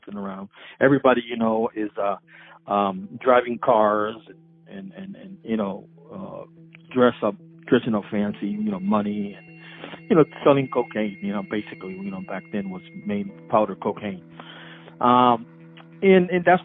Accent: Bridgeport, Connecticut, United States; also born or lived in Puerto Rico; my family, you know, we were raised basically on State Street from 1977 to the present.

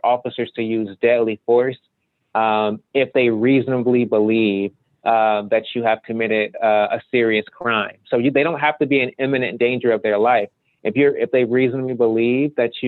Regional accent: Ohio, United States; moved away as an adult; now in Arizona, United States; I'm originally from Ohio, and I moved here

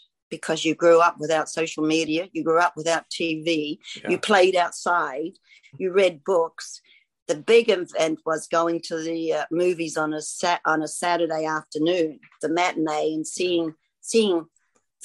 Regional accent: New Zealand; moved away; Grew up in New Zealand

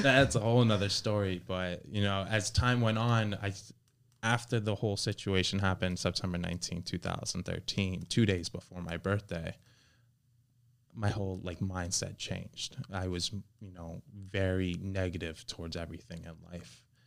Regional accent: Miami, Florida, United States; also born or lived in Kendall / Weston; I was born and raised in Miami

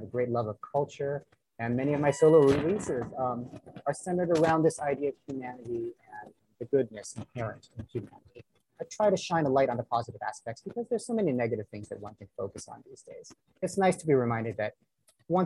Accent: Northern California, United States; also born or lived in London; now in Los Angeles, United States; I'm originally from Northern California

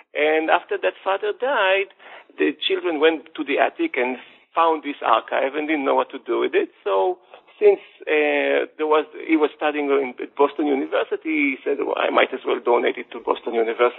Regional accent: Jerusalem, Jerusalem District, Israel; Okay, I was born and raised in Jerusalem into a secular family, not an Orthodox family. And as someone who was living in Jerusalem, you cannot ignore the strong influence of Orthodoxy on the city's population.

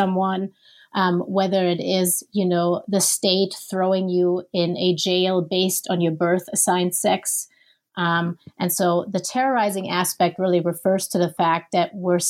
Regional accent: Germany; English is a second language; now in Minneapolis, United States; And so I'm originally from Germany.

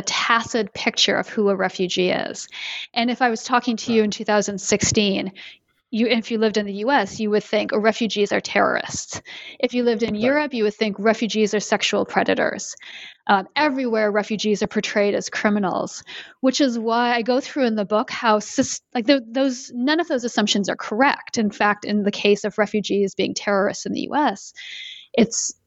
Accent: Canada; moved away as an adult; also born or lived in Connecticut, United States; now in Boston, United States; Since I live in the U.S. and I'm originally from Canada

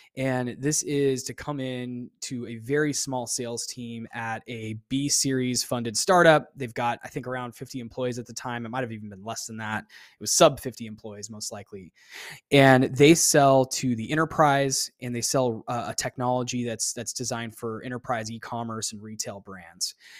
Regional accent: Phoenix, Arizona, United States; moved away as an adult; also born or lived in Austin, Texas; I left my hometown, eh, of Phoenix, Arizona after school, after I finished college, and I moved to Austin, Texas

